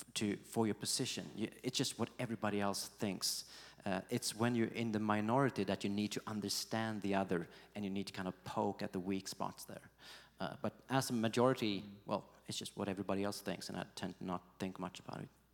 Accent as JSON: {"language": "English", "town": "Gothenburg", "region": "Västra Götaland", "country": "Sweden", "tie": "born or raised there", "said": "Gothenburg, uh, my hometown"}